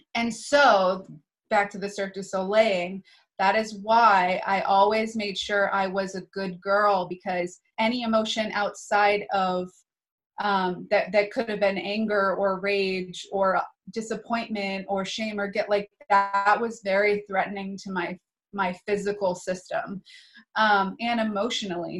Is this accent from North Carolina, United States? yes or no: no; New Hampshire, United States; so I grew up in New Hampshire